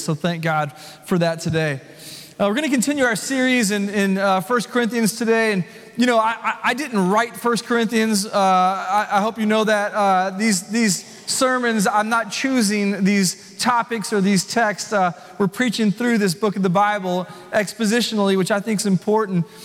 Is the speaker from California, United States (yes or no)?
no; Nashville, Tennessee, United States; also born or lived in Franklin, Tennessee; I was born and raised here in Nashville.